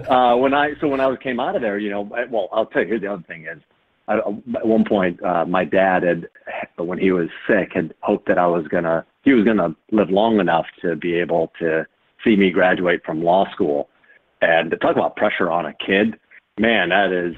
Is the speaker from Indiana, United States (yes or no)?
yes; Fort Wayne, Indiana, United States; growing up in Fort Wayne, Indiana